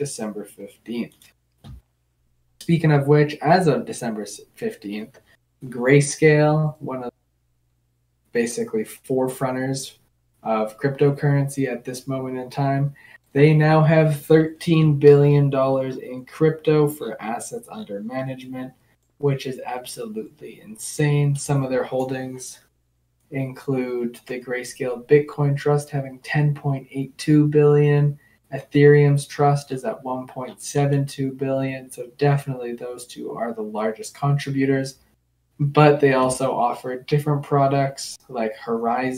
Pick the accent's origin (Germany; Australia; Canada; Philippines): Canada; I'm Canadian